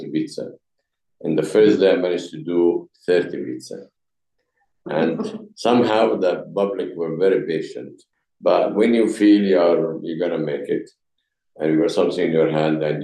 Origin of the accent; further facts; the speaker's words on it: Egypt; English is a second language; moved away as an adult; now in England, United Kingdom; I come from Egypt.